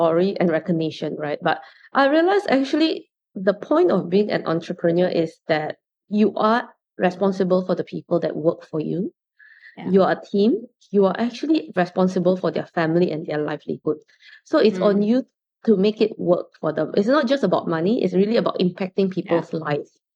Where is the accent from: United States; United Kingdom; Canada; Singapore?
Singapore; growing up in Singapore